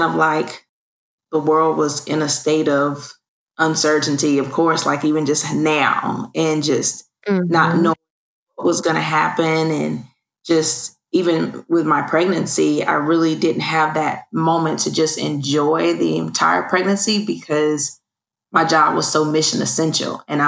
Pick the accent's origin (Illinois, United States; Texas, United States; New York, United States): Texas, United States; Fort Worth; Well, I'm originally from Fort Worth, Texas. I come from a military background.